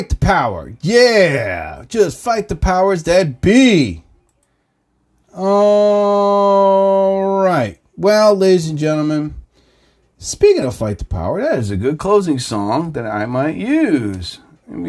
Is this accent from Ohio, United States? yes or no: no; New Jersey, United States; I'm from New Jersey